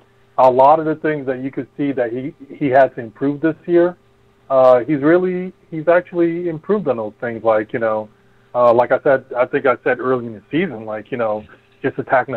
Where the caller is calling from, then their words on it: New Jersey, United States; I'm calling from New Jersey.